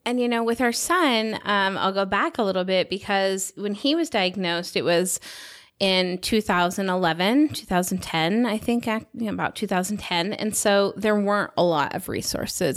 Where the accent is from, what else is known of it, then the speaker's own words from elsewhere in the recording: United States; moved away as an adult; now in Salt Lake City, United States; I'm from the Nevada, California border